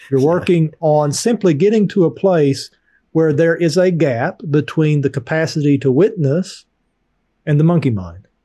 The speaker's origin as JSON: {"language": "English", "region": "Appalachian Mountains", "country": "United States", "tie": "born or raised there", "said": "I grew up poor in the Appalachian Mountains"}